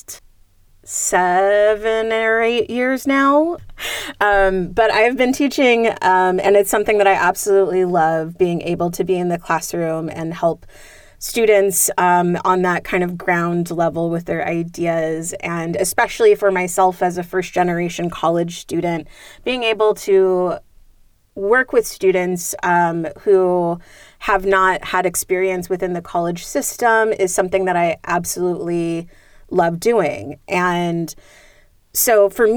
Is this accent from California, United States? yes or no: yes; San Jose, California, United States; I was born and raised in San Jose